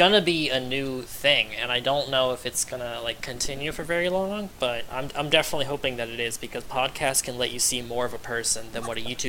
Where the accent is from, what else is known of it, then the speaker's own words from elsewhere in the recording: Florida, United States; I have only left the state of Florida 3 times in my whole life